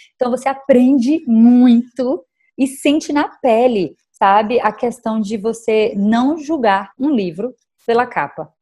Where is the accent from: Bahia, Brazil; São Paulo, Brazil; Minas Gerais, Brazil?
Bahia, Brazil; Salvador; moved away; no momento eu estou passando a quarentena em Salvador, que é a minha terra natal